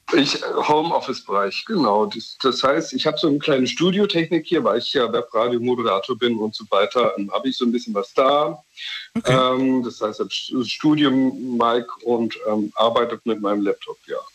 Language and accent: German; Dresden, Saxony, Germany; now in Berlin, Germany; ich ziehe von Berlin nach Dresden, in meine Geburtsstadt